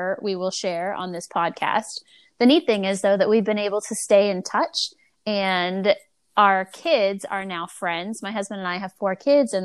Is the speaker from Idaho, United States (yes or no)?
no; Springfield, Virginia, United States; also born or lived in Fredericksburg, Virginia / Pennsylvania; I grew up in Northern Virginia in Springfield